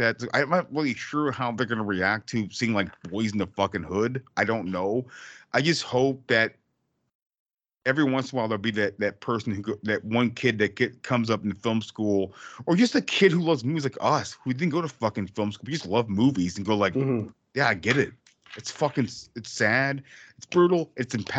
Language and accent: English; Houston, Texas, United States; I grew up off Shepherd in Houston